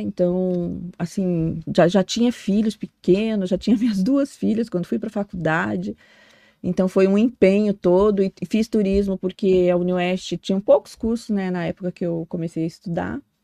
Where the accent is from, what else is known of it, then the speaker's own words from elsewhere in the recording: Foz do Iguaçu, Paraná, Brazil; also born or lived in Cianorte, Paraná; Nasci no norte do Paraná, nasci em Cianorte. E, mas eu sou muito mais de Foz do que qualquer, qualquer outro lugar, né? Me considero daqui. Eu vim com a minha família é, mais de 30 anos, mais.